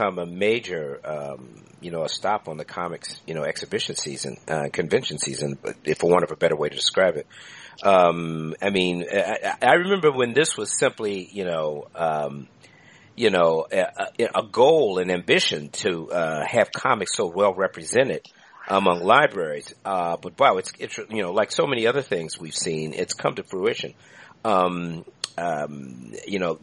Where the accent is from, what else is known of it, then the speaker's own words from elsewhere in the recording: Washington, District of Columbia, United States; moved away; I'm from Washington, D.C. I grew up in that area down there is the old downtown of D.C. along 7th Street